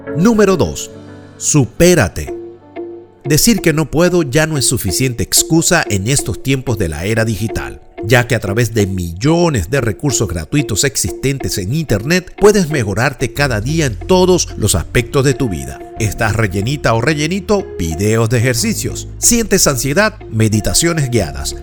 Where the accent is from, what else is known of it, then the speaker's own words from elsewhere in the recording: Venezuela; moved away as an adult; also born or lived in New York; mi experiencia laboral de más de 27 años en una reconocida empresa de servicios en Venezuela